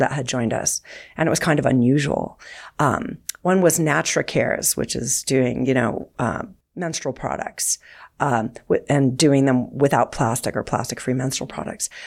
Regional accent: Southern California, United States; I grew up near the Pacific Ocean in Southern California

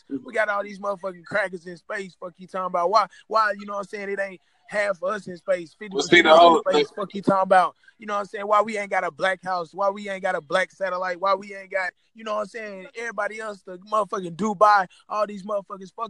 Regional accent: Nashville, Tennessee, United States; I'm from Nashville

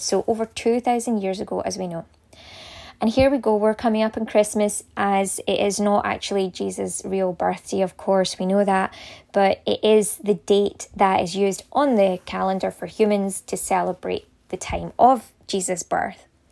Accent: Scotland, United Kingdom; we are Scottish

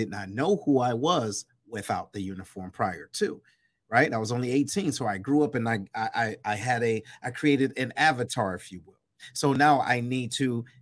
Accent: Detroit, Michigan, United States; moved away as an adult; I'm originally from Detroit, east side of Detroit

